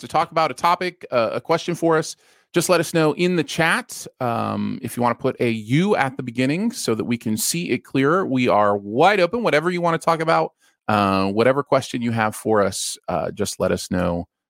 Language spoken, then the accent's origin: English; Austin, Texas, United States; I'm from Austin and my friend is from Nashville. We've wanted to visit each other's hometown since neither of us have been.